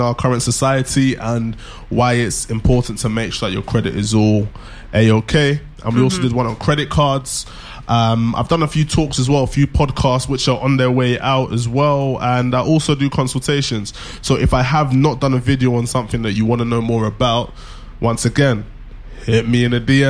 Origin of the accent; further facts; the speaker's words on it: United Kingdom; Grownish, smartish, British. We are British, apparently.